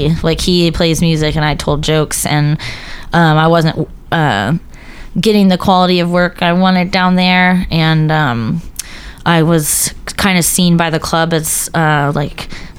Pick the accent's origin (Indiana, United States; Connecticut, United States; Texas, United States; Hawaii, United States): Texas, United States; San Antonio; I'm from San Antonio.